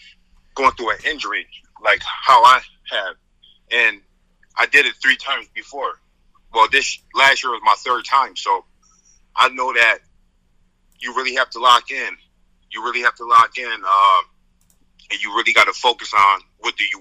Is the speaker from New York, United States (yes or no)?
yes; Syracuse, New York, United States; growing up in Syracuse, you know, really growing up, I really didn't have much in Syracuse